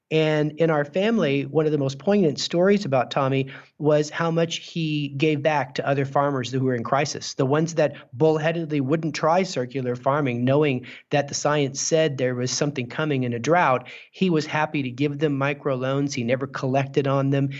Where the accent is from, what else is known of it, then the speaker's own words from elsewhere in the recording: Clovis, New Mexico, United States; I grew up in Clovis, New Mexico